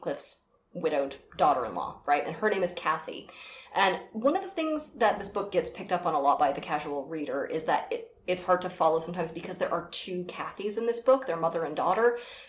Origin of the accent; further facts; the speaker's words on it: United States; as an American